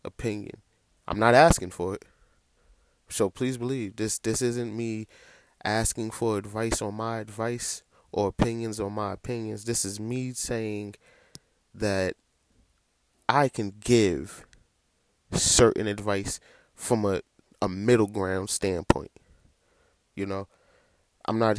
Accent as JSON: {"language": "English", "country": "United States", "said": "as an American"}